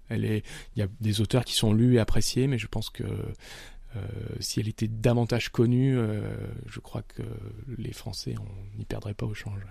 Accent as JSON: {"language": "French", "town": "Nice", "region": "Provence-Alpes-Côte d'Azur", "country": "France", "said": "je viens de Nice"}